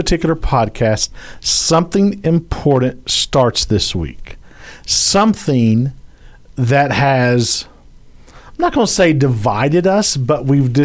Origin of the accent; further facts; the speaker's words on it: Louisiana, United States; I'm from Louisiana, so I say the word holler.